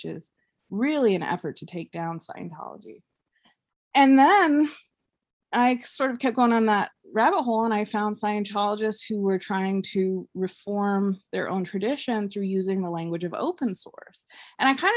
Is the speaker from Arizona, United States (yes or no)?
yes; Mesa, Arizona, United States; I grew up in Mesa, Arizona